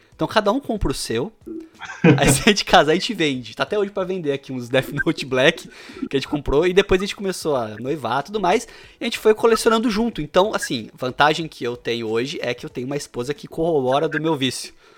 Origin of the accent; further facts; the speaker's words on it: Bauru, São Paulo, Brazil; eu sou de Bauru, tá? Interior de São Paulo